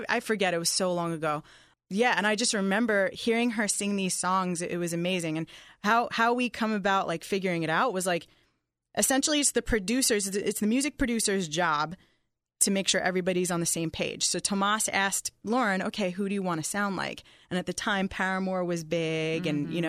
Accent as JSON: {"language": "English", "region": "New York", "country": "United States", "said": "All he knew about me was … I'm a songwriter and I'm originally from New York."}